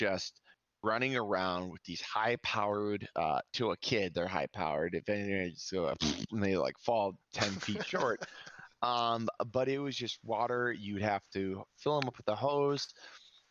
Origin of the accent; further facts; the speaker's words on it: near Chicago, Illinois, United States; We grew up near Chicago